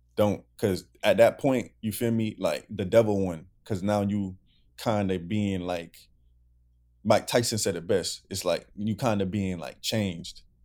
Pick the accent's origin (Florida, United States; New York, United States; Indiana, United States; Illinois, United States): Florida, United States; Broward; I'm from Broward